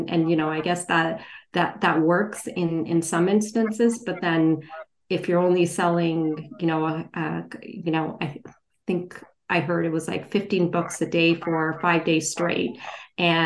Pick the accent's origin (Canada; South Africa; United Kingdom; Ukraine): Canada; also born or lived in India; I was born in India, and I migrated, you know, to Canada with my parents when I was two.